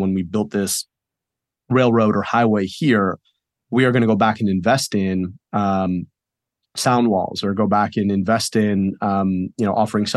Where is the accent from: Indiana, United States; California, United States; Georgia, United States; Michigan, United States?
Michigan, United States; I'm from Michigan